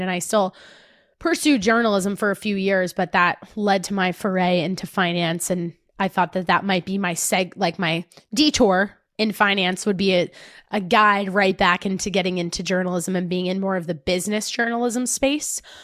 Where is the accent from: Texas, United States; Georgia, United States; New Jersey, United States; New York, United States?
New Jersey, United States; accent: Jersey; I sounded too Jersey